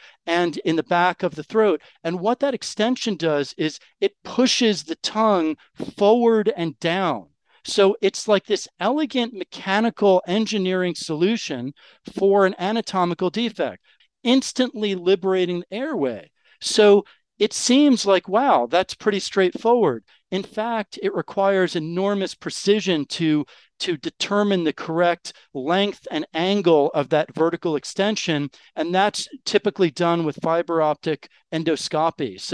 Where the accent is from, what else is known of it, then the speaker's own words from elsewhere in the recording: New York, United States; first language English; moved away as an adult; now in France; I'm actually American. I was born and raised in New York. And so English is my first language